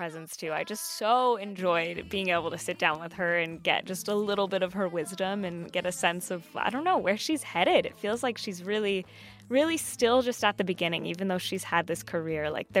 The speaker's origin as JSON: {"language": "English", "region": "Southern California", "country": "United States", "tie": "born or raised there", "said": "growing up in Southern California, I wasn't around a ton of Puerto Ricans earlier in life."}